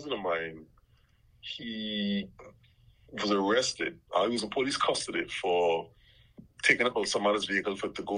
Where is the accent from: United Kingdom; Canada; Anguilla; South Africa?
Anguilla; South Hill; born or raised there; also born or lived in Little Harbour, Anguilla